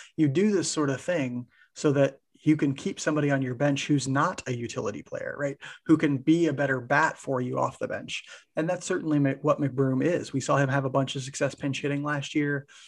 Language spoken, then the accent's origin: English; Maryville, Missouri, United States; moved away; we're from Maryville, Missouri, for those who don't know, originally, Mike